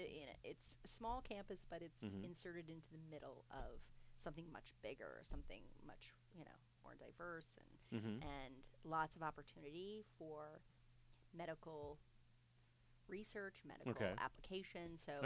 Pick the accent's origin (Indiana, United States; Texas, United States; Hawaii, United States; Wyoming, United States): Indiana, United States; also born or lived in Los Angeles, California / New City, New York / Georgia; now in Fort Wayne, United States; I have that New Yorker blood in me mm-hmm. a bit. But then we moved to Indiana. My mother is a Hoosier.